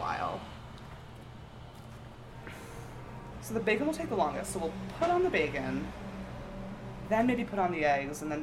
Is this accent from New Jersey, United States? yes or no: yes; outside of Philly, New Jersey, United States; I'm from South Jersey, outside of Philly